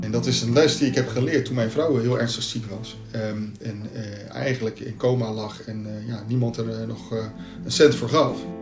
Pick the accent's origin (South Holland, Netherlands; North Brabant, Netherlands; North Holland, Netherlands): South Holland, Netherlands; Katwijk; ik ben in Katwijk opgegroeid